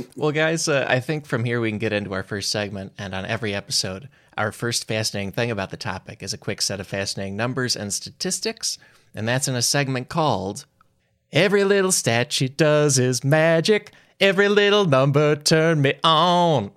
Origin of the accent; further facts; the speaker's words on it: Chicago, Illinois, United States; growing up in Chicago